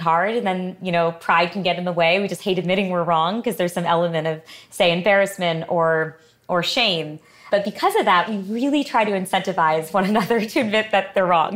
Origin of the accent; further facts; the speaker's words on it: Connecticut, United States; we grew up in, as I mentioned, in, in Connecticut